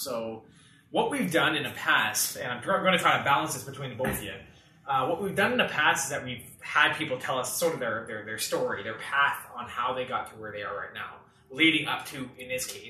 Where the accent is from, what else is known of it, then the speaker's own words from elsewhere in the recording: Elliot Lake, Ontario, Canada; now in Ottawa, Canada; I'm from Elliot Lake.